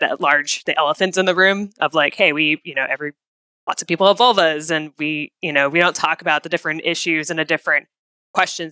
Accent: Midwest, United States; moved away; I grew up in the Midwest initially

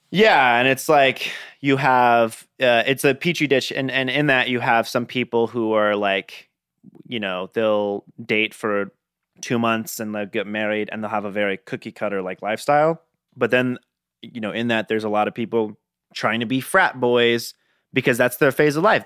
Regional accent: Gilbert, Arizona, United States; I grew up in Gilbert, Arizona

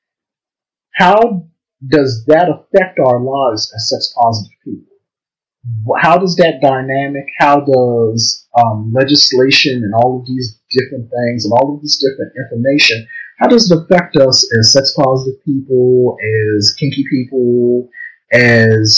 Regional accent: Baltimore, Maryland, United States; I live in Baltimore. I was born and raised in Baltimore.

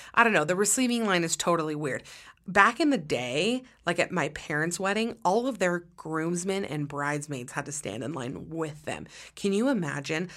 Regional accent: Utah, United States; I'm from Utah

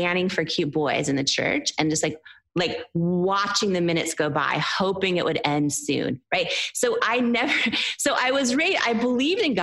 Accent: Seattle, Washington, United States; I was raised in the Seattle area

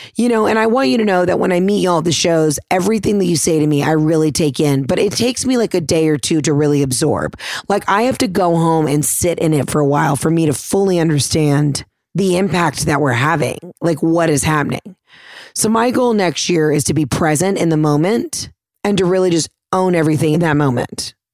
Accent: the South, United States; I'm from the South

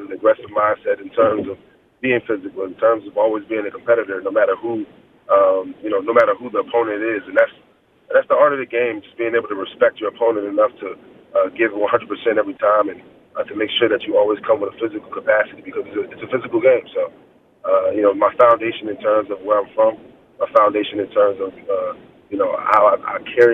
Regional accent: Virginia, United States; moved away; Where are you from is 757, but you know, Charlottesville, Virginia

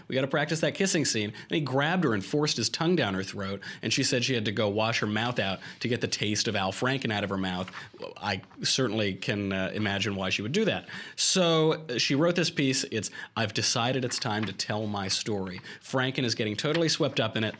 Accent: New York, United States; I'm from New York, where bed bugs just scurry over every aspect

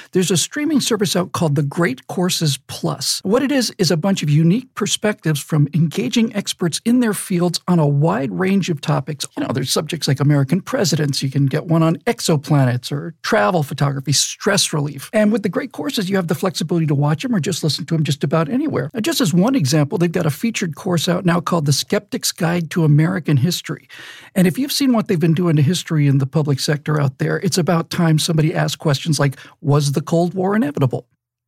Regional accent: Bermuda; born or raised there

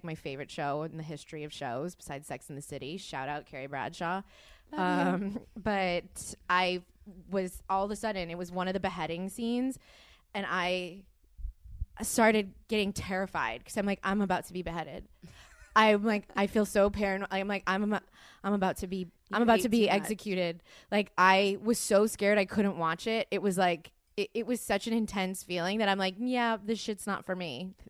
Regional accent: Texas, United States; I'm from

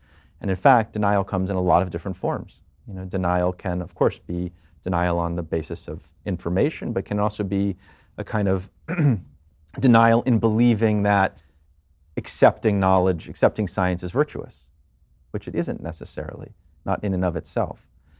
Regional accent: New York, United States; I am a dad, I'm a New Yorker, I'm a Jewish person, as we just said, and I'm a citizen of both America and the world.

